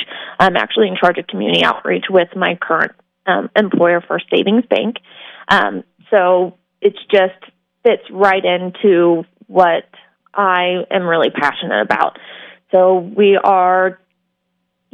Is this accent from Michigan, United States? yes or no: no; Missouri, United States; now in Las Vegas, United States; I am actually from Missouri